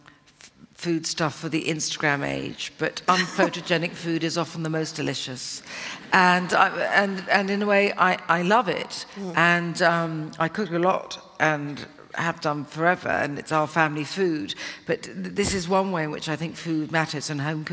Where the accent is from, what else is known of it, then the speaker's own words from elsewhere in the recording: Cornwall, South West England, United Kingdom; I am more Cornish than Devonian